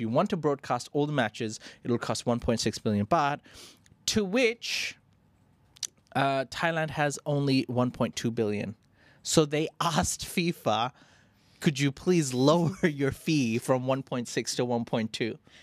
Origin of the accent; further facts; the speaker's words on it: India; as an Indian